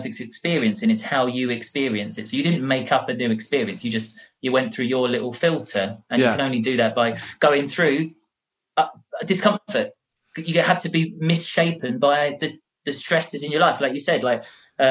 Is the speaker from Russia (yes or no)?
no; Grays, East of England, United Kingdom; I have this accent because I'm from Grays